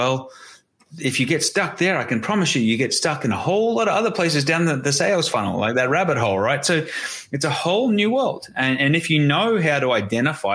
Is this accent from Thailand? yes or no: no; Australia; I'm Australian.